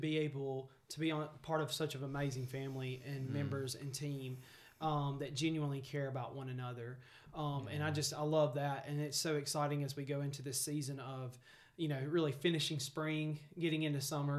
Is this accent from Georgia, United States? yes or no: no; Greensboro, Alabama, United States; I'm from Greensboro, Alabama.